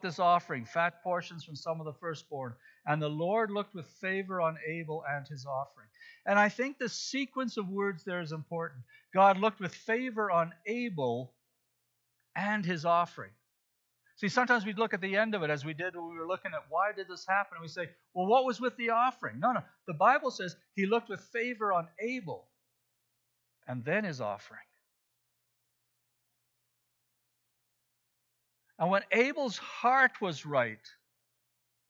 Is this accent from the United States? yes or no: no; Zambia; moved away; When I was growing up in Africa, in Zambia